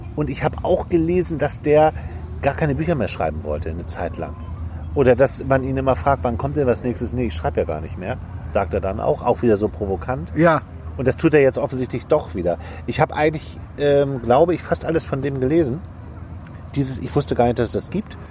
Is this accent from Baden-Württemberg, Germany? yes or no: no; Hamburg, Germany; moved away; wir sind ja beide Hamburger, wir leben auf dem Land inzwischen beide